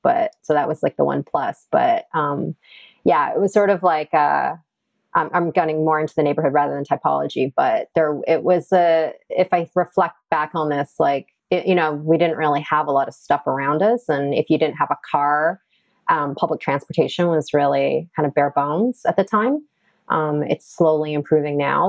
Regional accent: Toronto, Ontario, Canada; now in New York, United States; I grew up in a suburb of Toronto called Rexdale, Ontario

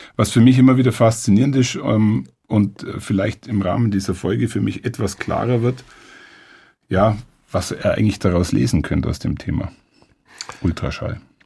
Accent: Allgäu, Bavaria, Germany; als Allgäuer

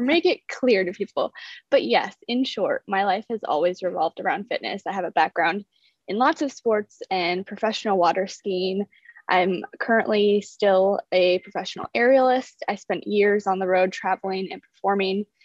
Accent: South Dakota, United States; moved away; I'm originally from South Dakota.

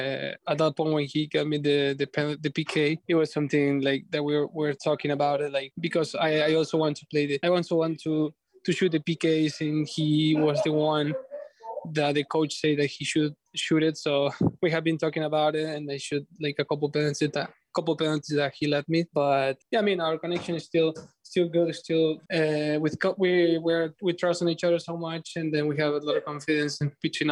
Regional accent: Argentina; born or raised there; moved away as an adult; now in Philadelphia, United States

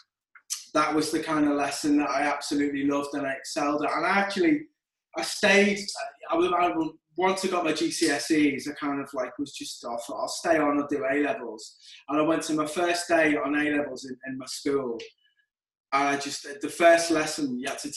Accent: Liverpool, North West England, United Kingdom; accent: Scouse; Born and raised in Liverpool. Was there all my life.

